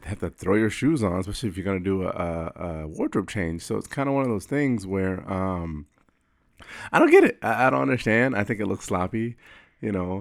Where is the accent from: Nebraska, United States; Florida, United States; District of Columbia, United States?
Florida, United States; I wear reef sandals 'cause I'm from Florida